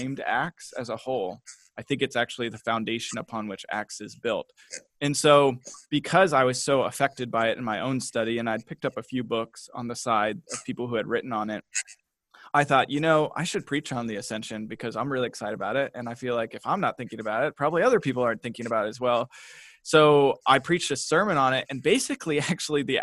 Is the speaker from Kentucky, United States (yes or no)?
yes; Kentucky, United States; also born or lived in Portland; now in Kansas City, United States; We're from Kentucky